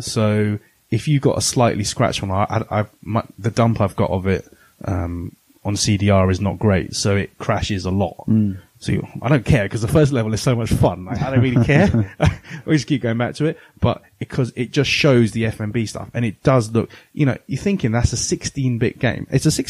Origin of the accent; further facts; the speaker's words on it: England, United Kingdom; being English, well, English slash British slash lala